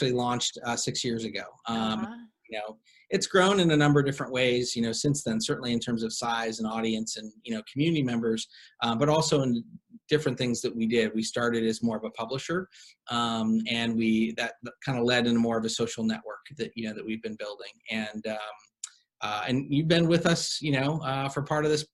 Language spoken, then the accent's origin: English; Cleveland, Ohio, United States; now in Los Angeles, United States; I am originally from Cleveland, Ohio. My wife and I are both, we actually went to high school together